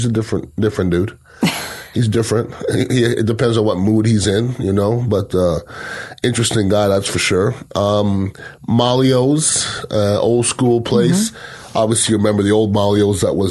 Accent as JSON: {"language": "English", "town": "Montreal", "region": "Quebec", "country": "Canada", "tie": "born or raised there", "moved": "yes", "said": "when I was growing up in Montreal"}